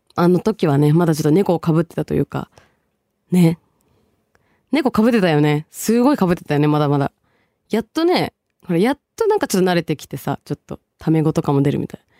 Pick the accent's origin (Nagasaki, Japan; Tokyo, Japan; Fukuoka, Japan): Tokyo, Japan; also born or lived in Bangladesh; 10歳からね、東京育ち、その前は一応バングラデシュをルーツと私してる